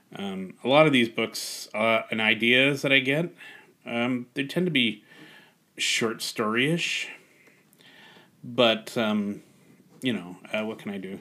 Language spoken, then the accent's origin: English; Canada; I'm Canadian first and foremost.